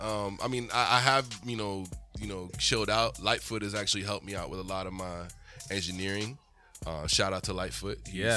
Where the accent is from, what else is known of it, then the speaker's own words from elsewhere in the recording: Weymouth, Massachusetts, United States; also born or lived in Dorchester, Massachusetts; I grew up in an all white area, but we went to church in Dorchester.